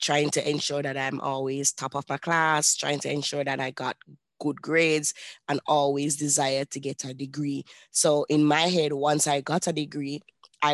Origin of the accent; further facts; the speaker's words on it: Kingston, Jamaica; I was born and raised in Kingston, Jamaica